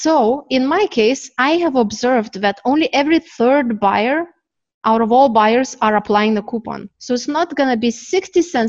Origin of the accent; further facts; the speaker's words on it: Canada; now in Turkey; I am from Canada, my company is Canadian, even though I'm in Turkey.